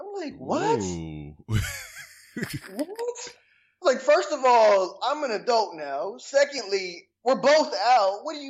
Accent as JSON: {"language": "English", "town": "Atlanta", "region": "Georgia", "country": "United States", "tie": "born or raised there", "also_born_or_lived": "Seattle, Washington", "said": "Okay, well, born in Seattle, Washington, but I've been in Atlanta since I was three."}